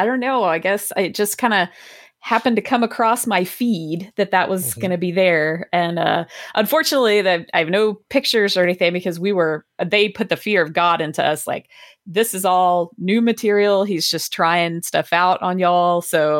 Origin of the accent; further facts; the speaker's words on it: Athens, Georgia, United States; I grew up in Athens. Like, that's where I, that's like my hometown. And I also, you know, I went to UGA.